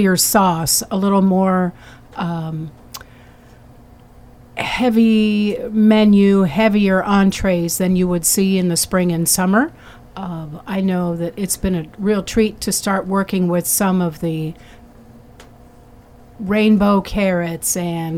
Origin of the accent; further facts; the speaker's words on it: South Florida, United States; moved away; also born or lived in Ohio; I grew up in South Florida